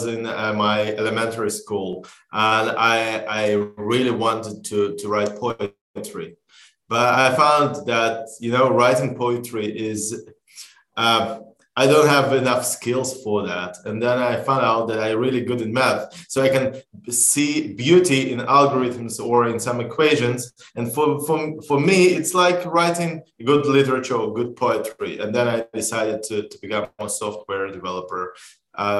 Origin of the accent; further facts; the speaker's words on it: Israel; We are from Israel